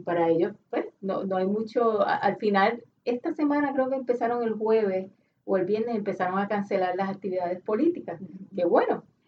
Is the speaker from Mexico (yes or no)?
no; Puerto Rico; nosotros como puertorriqueños